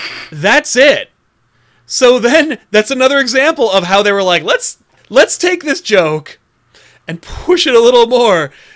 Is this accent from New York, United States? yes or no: yes; Utica, New York, United States; Well, I'm from Utica.